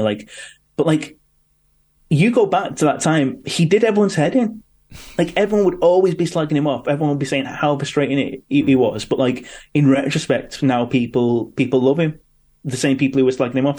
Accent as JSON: {"language": "English", "town": "Manchester", "region": "North West England", "country": "United Kingdom", "tie": "born or raised there", "said": "I was born in Manchester and had all these passions and got into Manchester music and Manchester culture"}